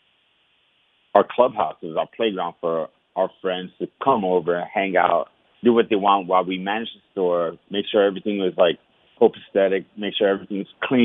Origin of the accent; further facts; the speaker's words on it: New York City, New York, United States; growing up in Washington Heights was hard